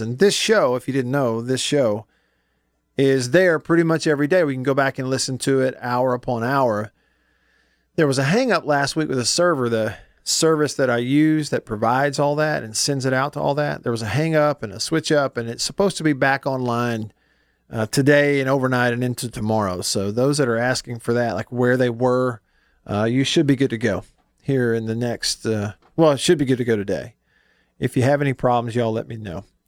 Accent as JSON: {"language": "English", "region": "Alabama", "country": "United States", "tie": "born or raised there", "moved": "yes", "said": "my home state"}